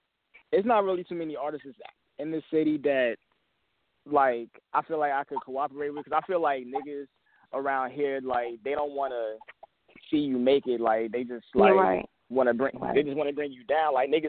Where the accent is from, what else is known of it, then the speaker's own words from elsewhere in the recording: Henrico, Virginia, United States; I grew up out in Henrico. I went to Hermitage